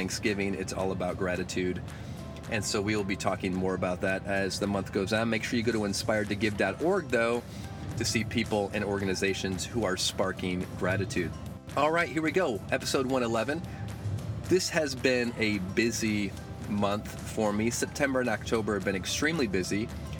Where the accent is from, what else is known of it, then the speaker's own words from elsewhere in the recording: Flint, Michigan, United States; now in Jupiter, United States; I got to go up to Flint, my hometown, some of you know. Flint is my hometown.